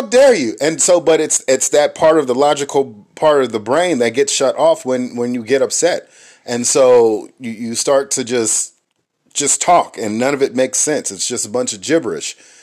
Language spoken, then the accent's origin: English; Inglewood, California, United States; growing up where I grew up in Inglewood, California